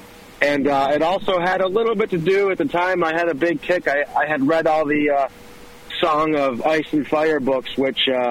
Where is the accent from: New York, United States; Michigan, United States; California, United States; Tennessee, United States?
New York, United States; Watertown; we are from Watertown, New York, way up near the Canadian border